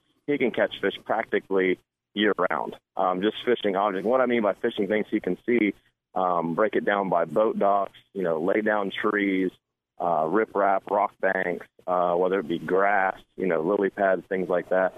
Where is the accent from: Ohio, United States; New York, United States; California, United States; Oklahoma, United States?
Ohio, United States; I'm from Ohio, so we pretty well have bass and bluegill and crappie and some catfish